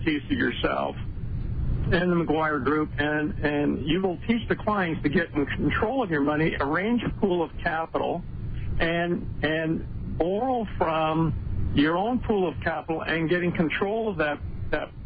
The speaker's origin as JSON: {"language": "English", "country": "Canada", "also_born_or_lived": "Calgary", "moved": "as an adult", "lives_now": "United States", "said": "My background is I'm Canadian as well"}